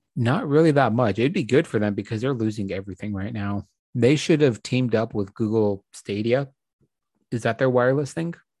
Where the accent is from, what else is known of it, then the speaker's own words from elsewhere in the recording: United States; as an American